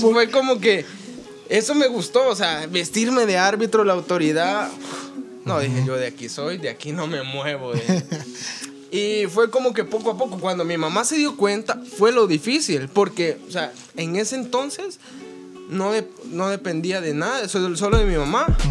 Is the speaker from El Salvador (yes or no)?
yes; Santa Ana, El Salvador; yo soy de Santa Ana